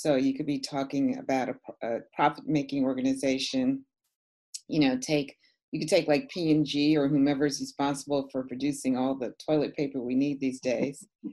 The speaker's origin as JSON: {"language": "English", "town": "New York City", "region": "New York", "country": "United States", "tie": "born or raised there", "said": "when I was a young girl growing up in New York City. And I grew up in an area of Manhattan called Morningside Heights"}